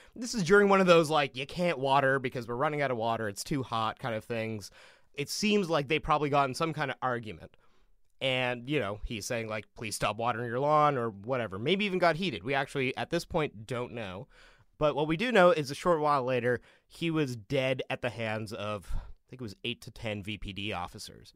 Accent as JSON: {"language": "English", "town": "Vancouver", "region": "British Columbia", "country": "Canada", "tie": "born or raised there", "said": "I grew up in the Punjabi Sikh community in Vancouver, or, like, outside of Vancouver in the suburbs."}